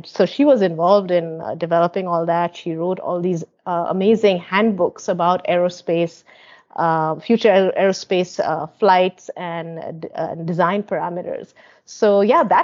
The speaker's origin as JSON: {"language": "English", "region": "West Bengal", "country": "India", "tie": "born or raised there", "said": "as a student growing up in West Bengal"}